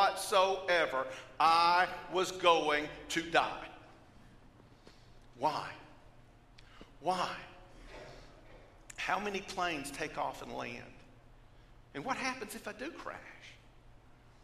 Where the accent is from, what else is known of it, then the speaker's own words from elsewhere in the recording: Georgia, United States; I come from Georgia